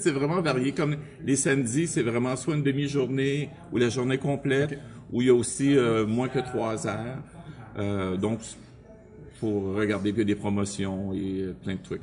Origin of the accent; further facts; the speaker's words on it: Montreal, Quebec, Canada; j'étais un gars de Montréal, dans le bout de, du métro Langelier